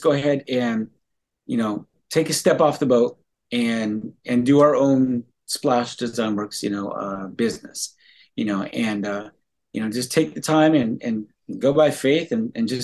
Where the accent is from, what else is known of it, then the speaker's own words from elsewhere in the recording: Los Angeles, California, United States; now in Delaware, United States; I'm from Los Angeles, California originally